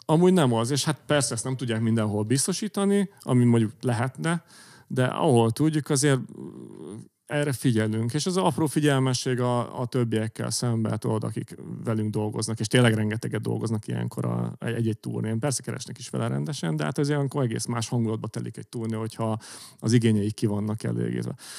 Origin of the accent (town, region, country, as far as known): Hungary